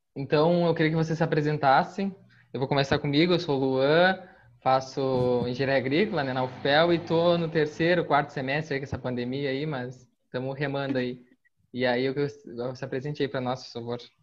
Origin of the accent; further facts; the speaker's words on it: Pelotas, Rio Grande do Sul, Brazil; moved away as an adult; now in Minas Gerais, Brazil; eu sou de, de Pelotas, né? Eu nasci em Pelotas, uh, minha vida toda fiquei em Pelotas. E hoje eu tô aqui em Minas